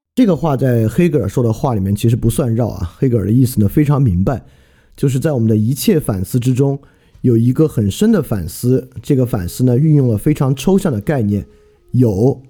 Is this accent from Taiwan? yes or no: no; China; 我们中国人